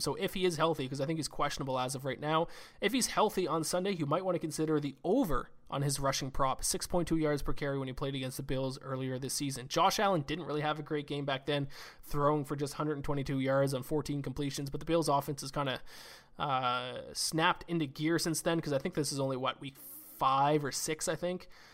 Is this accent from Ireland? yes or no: no; Canada; Me being Canadian